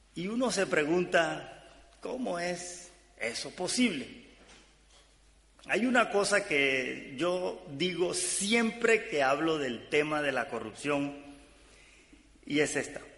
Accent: Caribbean coast of Colombia, Caribbean Region, Colombia; yo soy de Colombia, del Caribe colombiano, eh, de la costa norte de Colombia

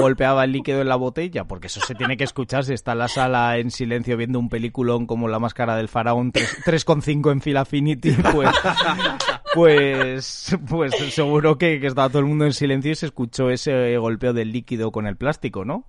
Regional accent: Salamanca, Castile and León, Spain; now in Madrid, Spain; la ciudad donde se encuentra mi pueblo

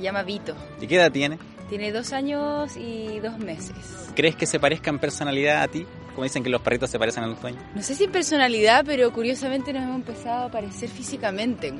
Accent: Chile; now in Comodoro Rivadavia, Argentina; soy chilena, soy chilena

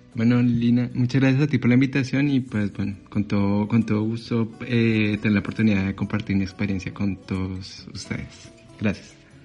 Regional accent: Bogotá, Colombia; moved away as an adult; now in Paris, France; yo nací en Colombia, en Bogotá más específicamente. Y, y pues hace seis años que migré aquí a Francia

